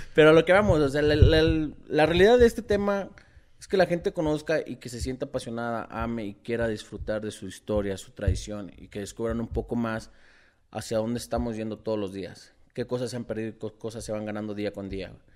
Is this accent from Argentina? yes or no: no; Mexico; Como mexicanos